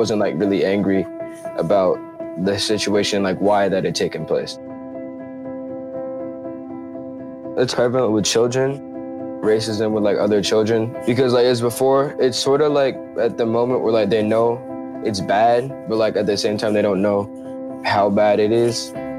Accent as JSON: {"language": "English", "town": "Chapel Hill", "region": "North Carolina", "country": "United States", "said": "I'm 15 and I'm from Chapel Hill, North Carolina."}